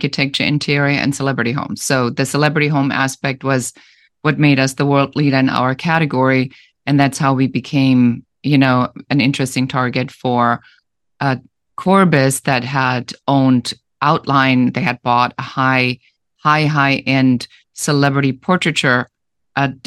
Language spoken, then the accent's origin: English; Germany; English is a second language; moved away as an adult; now in United States; I'm originally from Germany, so I immigrated to the United States